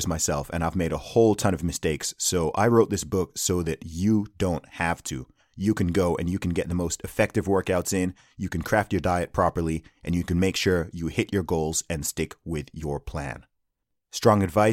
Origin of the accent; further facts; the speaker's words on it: Saudi Arabia; I grew up in Saudi Arabia